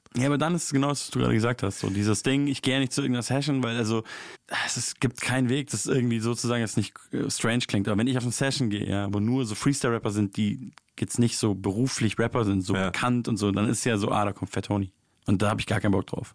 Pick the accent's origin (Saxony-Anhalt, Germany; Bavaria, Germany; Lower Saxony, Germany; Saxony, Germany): Bavaria, Germany; Munich; wo ich herkomme, so, also Münchner Hip-Hop-Szene ist ja auf jeden Fall eine ganz andere Welt als Berliner Hip-Hop-Szene